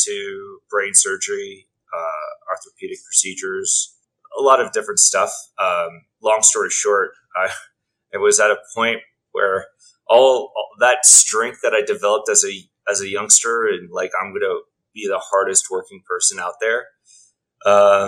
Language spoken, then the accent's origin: English; Texas, United States; moved away; also born or lived in Australia; Grew up primarily in Texas